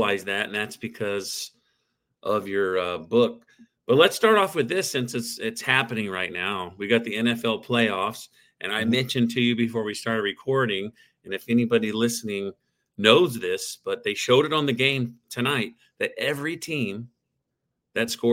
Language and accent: English; Oklahoma, United States; now in Texas, United States; I grew up in Oklahoma